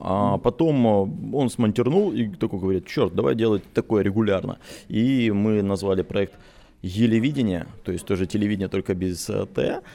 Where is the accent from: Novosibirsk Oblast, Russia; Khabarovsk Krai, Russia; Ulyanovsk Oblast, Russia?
Khabarovsk Krai, Russia; Khabarovsk; also born or lived in Moscow; now in Vilnius, Lithuania; я, скорее всего, буду в Хабаровске жить